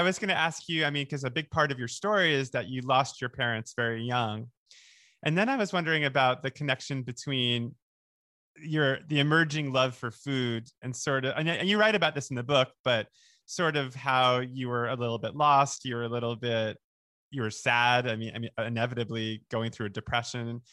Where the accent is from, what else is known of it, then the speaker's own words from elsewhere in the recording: Oceanside, New York, United States; I grew up in Oceanside